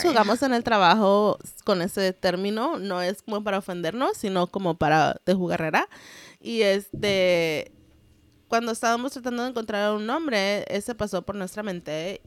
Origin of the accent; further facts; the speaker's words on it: United States; first language Spanglish; we are first generation Mexican Americans. Our parents are from Jalisco. Nuestro primer idioma fue Spanglish